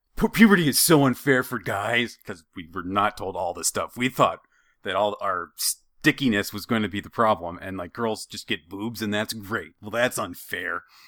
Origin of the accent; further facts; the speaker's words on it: Idaho, United States; I'm from Idaho, and, and I'm sure that's part of it. I've, I've been in cold most of my life